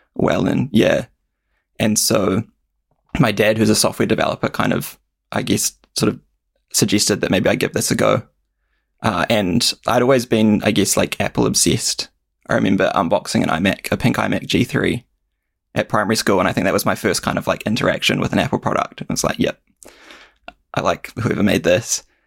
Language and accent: English; Kaiapoi, Canterbury, New Zealand; also born or lived in Christchurch, New Zealand; I grew up in a, a smaller town out, outside of Christchurch called Kaiapoi